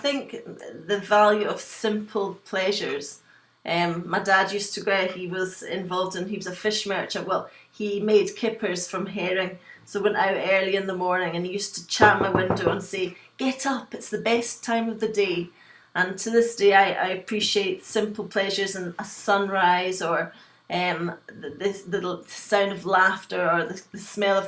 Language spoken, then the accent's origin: English; west coast of Scotland, United Kingdom; also born or lived in Glasgow / Liverpool; I was born in Glasgow in Scotland, and I was brought up in a small fishing village on the west coast of Scotland